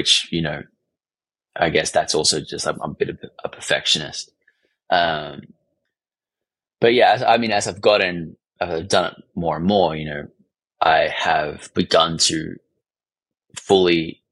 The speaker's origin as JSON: {"language": "English", "country": "Australia", "said": "I'm from Australia"}